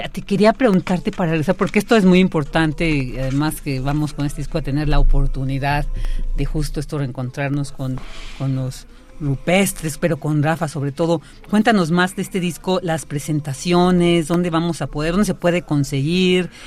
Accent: Mexico; nos sentimos muy orgullosas y orgullosos de pertenecer a este país

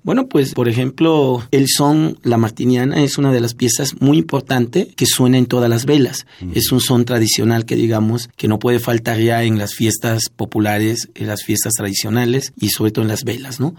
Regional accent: Juchitán, Oaxaca, Mexico; moved away; los que salimos de Juchitán, del Istmo de Tehuantepec

